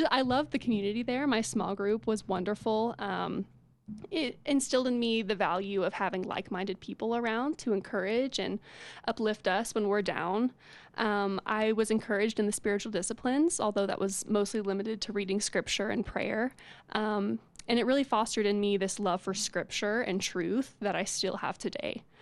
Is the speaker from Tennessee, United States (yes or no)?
yes; Knoxville, Tennessee, United States; Yeah, you know, um, so I'm from Knoxville.